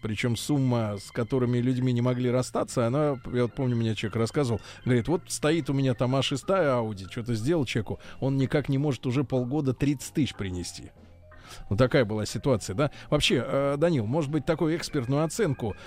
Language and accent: Russian; Saint Petersburg, Russia; moved away; вернулись только что из как раз из моей, э, моей малой родины